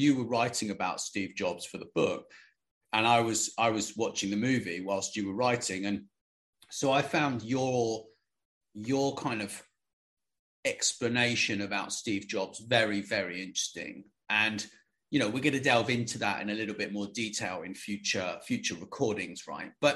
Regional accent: United Kingdom; I'm British

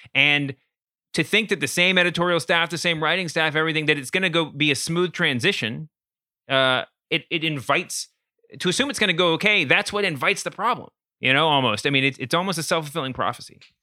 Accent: Louisville, Kentucky, United States; Born and raised in Louisville, Kentucky, and my dad was Mitch McConnell's pastor of record for a long time

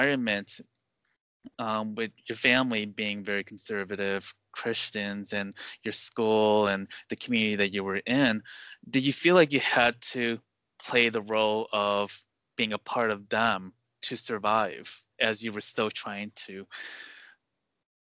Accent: Westmont, Illinois, United States; I grew up in Westmont, Illinois, which is about 40 minutes away from the city

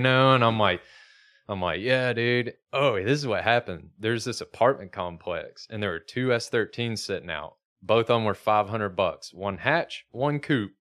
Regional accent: Alabama, United States; moved away; Growing up in Alabama as a car guy

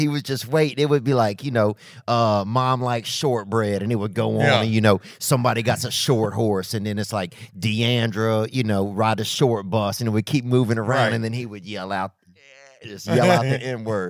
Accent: Louisiana, United States; And I grew up in Louisiana

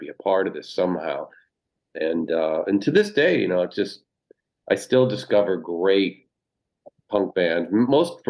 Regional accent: Haverhill, Massachusetts, United States; moved away; growing up in Haverhill, you know, it's like we said, it's a small town in Massachusetts

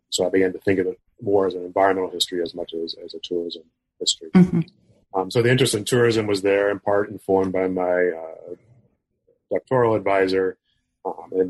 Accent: West Berlin, Berlin, Germany; born there; I was born in West Berlin.

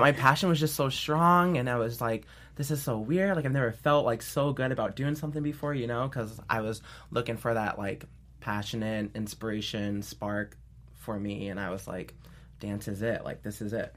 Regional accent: upstate New York, United States; I'm originally from New York, um, upstate New York

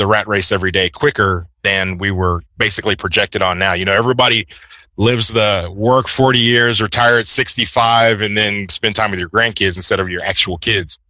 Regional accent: Houston, Texas, United States; I am a native Houstonian here in Texas

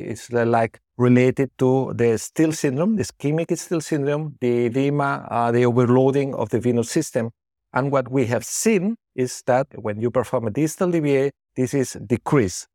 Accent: Barcelona, Catalonia, Spain; moved away as an adult; also born or lived in Bilbao; I was born in Barcelona. So I was trained in, in Barcelona, the Hospital del Mar

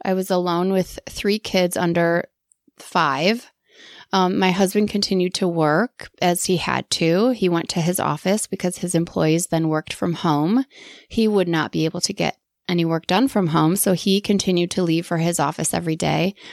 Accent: Wisconsin, United States; moved away as an adult; also born or lived in Green Bay, Wisconsin / Atlanta, Georgia; I grew up in Wisconsin

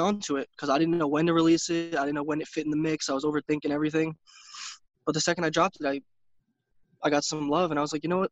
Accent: New York City, New York, United States; now in Poconos, Pennsylvania, United States; I'm originally from New York, Brooklyn, hmm. New York, and I moved to uh, Poconos, Pennsylvania, because it was honestly way cheaper

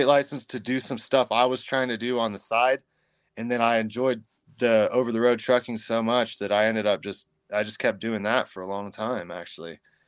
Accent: Redding, California, United States; I mean, most of my life, my young life, I spent in Northern California for the most part around Redding and the wider area.

